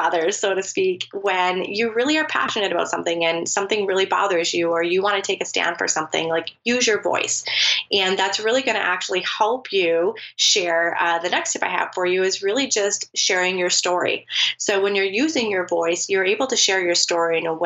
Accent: United States; I'm from the United States.

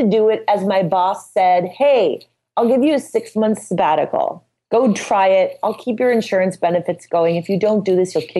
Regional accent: Midwest, United States

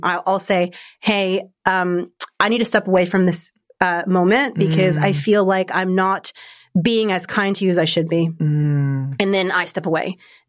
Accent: Argentina; Like I'm originally from Argentina, so very Latin culture.

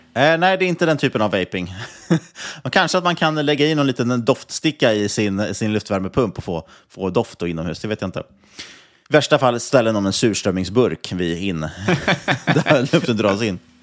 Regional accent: Sweden

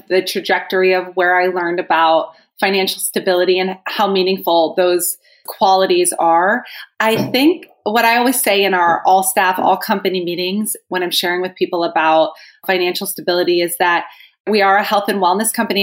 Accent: New Jersey, United States; I am from New Jersey, and I would say that I was very blessed in the sense that most of my childhood was filled with people who loved me

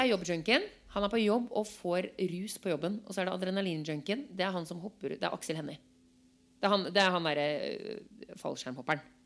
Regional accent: Norway; moved away; jeg som nordmann

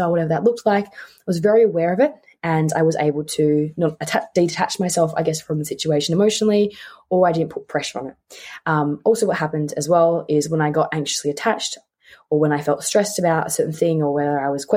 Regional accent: Tasmania, Australia; moved away as an adult; also born or lived in Melbourne; I grew up in Tasmania, and I grew up there and I lived there for about 15 years of my life. Because I was born in Melbourne, but I moved

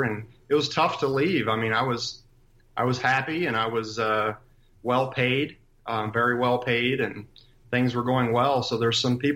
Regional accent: Columbus, Ohio, United States; also born or lived in Cleveland, Ohio; I'm, born and raised in Columbus, Ohio

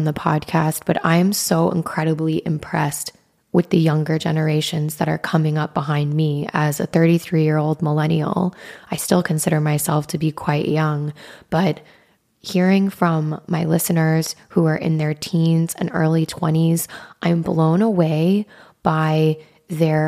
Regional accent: Wyoming, United States; growing up in the Midwest in Wyoming

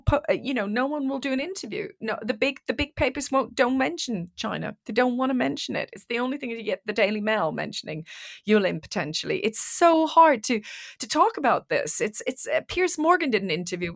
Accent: Iran; moved away; I'm from Iran

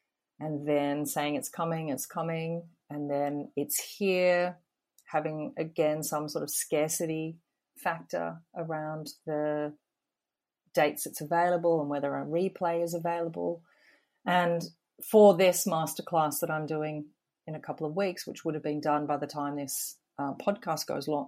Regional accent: Australia; being an Aussie, and currently I work out of Sydney, and that's the beauty of the internet.

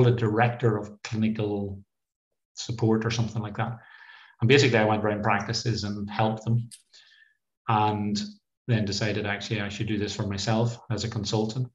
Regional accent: Cookstown, Northern Ireland, United Kingdom; moved away as an adult; also born or lived in Edinburgh / Leicestershire; now in East Anglia, United Kingdom; I grew up in Cookstown, Tyrone, and I left home in 1989 to go to Edinburgh University

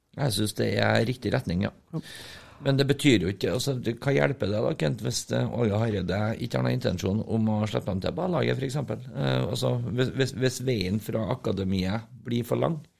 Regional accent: Trøndelag, Norway; Som trøndere

